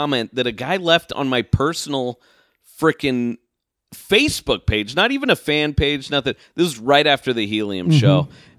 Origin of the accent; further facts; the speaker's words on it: Vancouver, Washington, United States; from Vancouver, Estrada. Washington.